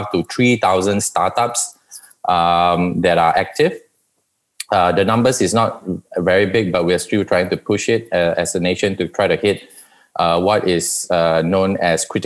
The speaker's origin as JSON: {"language": "English", "country": "New Zealand", "tie": "born or raised there", "also_born_or_lived": "Malaysia", "moved": "yes", "said": "I spent half my life in Malaysia and the other half growing up in New Zealand"}